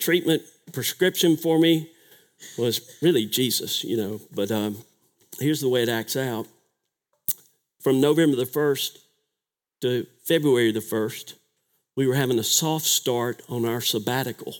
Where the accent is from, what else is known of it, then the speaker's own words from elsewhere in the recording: Starkville, Mississippi, United States; Growing up in Starkville